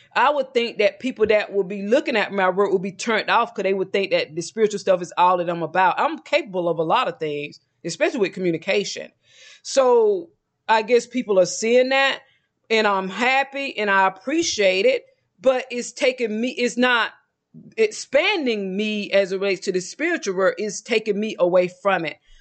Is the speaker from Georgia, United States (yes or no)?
yes; Georgia, United States; also born or lived in Mexico; now in Texas, United States; I'm originally from Georgia